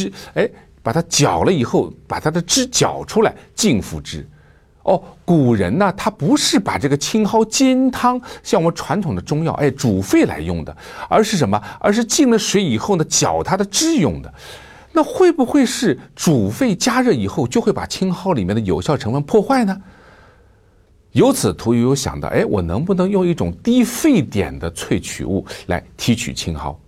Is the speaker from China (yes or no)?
yes; China; 我们中国人非常形象地形容这种疾病发作的时候叫打摆子